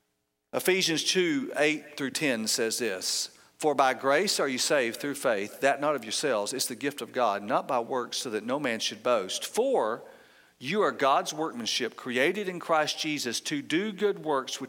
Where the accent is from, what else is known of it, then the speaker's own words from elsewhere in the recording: Georgia, United States; I'm from Georgia